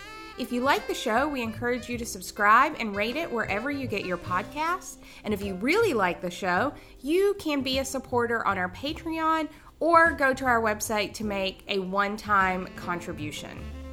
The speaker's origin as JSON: {"language": "English", "region": "the South", "country": "United States", "tie": "born or raised there", "accent": "Southern", "said": "because I'm someone who grew up in the South, because people hear me talk, right? And I, depending upon who you ask, I sound like I'm from the South."}